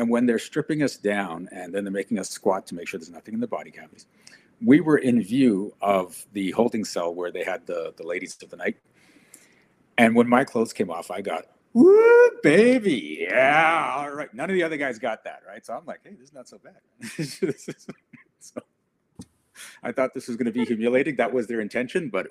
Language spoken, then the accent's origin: English; South Africa; now in Canada; I come from South Africa